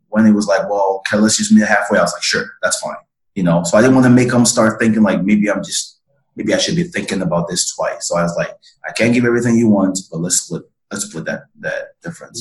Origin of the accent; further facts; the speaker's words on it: Nigeria; moved away; I'm originally from West Africa, man. So I'm from Nigeria, born and raised